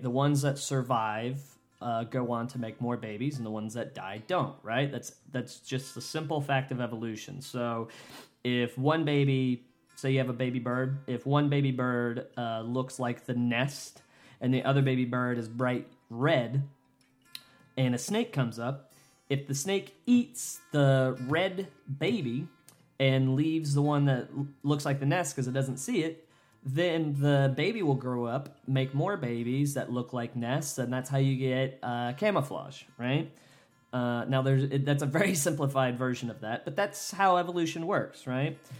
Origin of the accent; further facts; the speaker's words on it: United States; my goddamn country